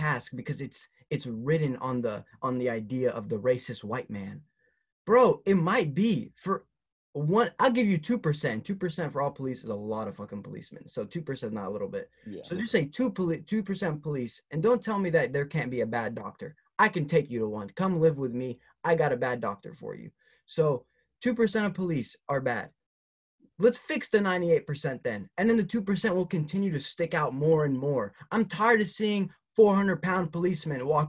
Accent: Tennessee, United States; I'm just from Tennessee

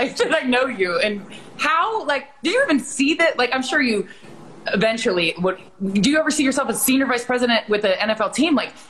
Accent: Ohio, United States; moved away as an adult; also born or lived in Washington, D.C.; I grew up in Ohio, and he is the person that brought me to DC.

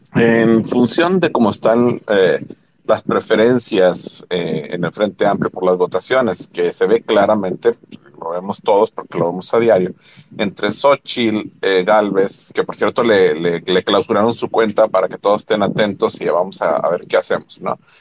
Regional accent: Mexico; antes de ser panista soy mexicano eh, y soy ciudadano

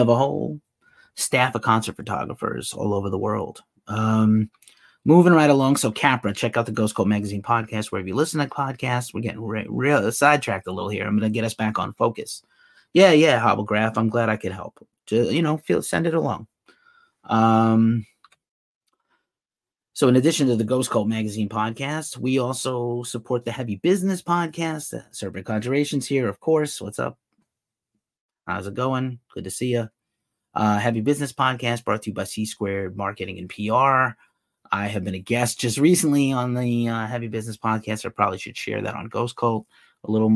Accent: East Coast, United States; now in Bay Area, United States; I live in the Bay Area now. I'm from the East Coast originally

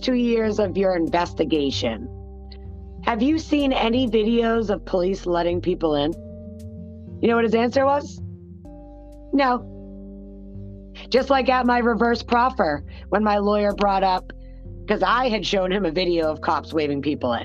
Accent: New Hampshire, United States; my home state. New Hampshire

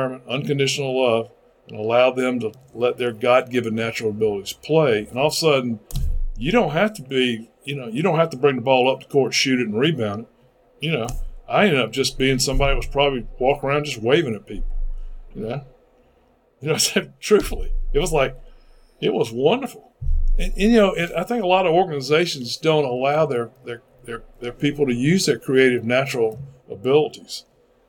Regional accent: Greenville, South Carolina, United States; also born or lived in Nashville, Tennessee; Greenville, South Carolina, my hometown.

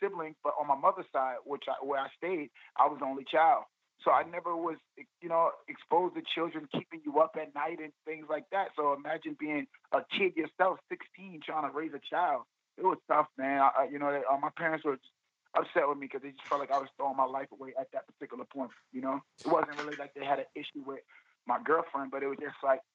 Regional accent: New York City, New York, United States; I grew up in East New York, Brooklyn

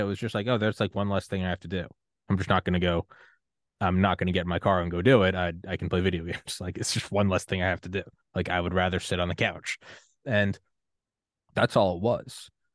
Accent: New Hampshire, United States; from New Hampshire

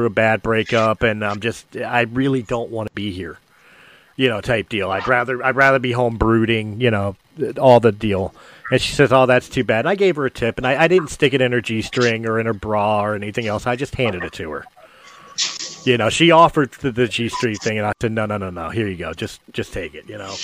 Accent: Philadelphia, Pennsylvania, United States; I'm from Philadelphia

